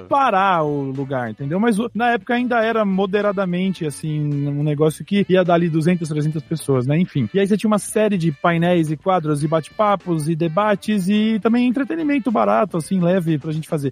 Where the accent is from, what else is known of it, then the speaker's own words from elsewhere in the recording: São Paulo, Brazil; eu sou do interior